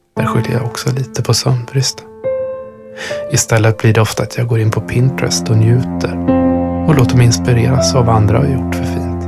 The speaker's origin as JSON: {"language": "Swedish", "region": "Östergötland", "country": "Sweden", "tie": "born or raised there", "moved": "yes", "lives_now": "Stockholm, Sweden", "said": "Uppvuxen i Östergötland"}